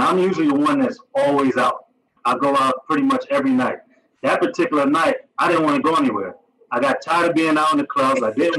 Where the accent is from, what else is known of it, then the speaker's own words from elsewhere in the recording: New York City, New York, United States; accent: strong New York accent; moved away as an adult; now in Atlanta, United States; My background, same thing, born in Brooklyn, New York. My mother and father are Panamanian. So again, just like Tennille, have some kind of foreign background. Wasn't raised as American, even though I was born American.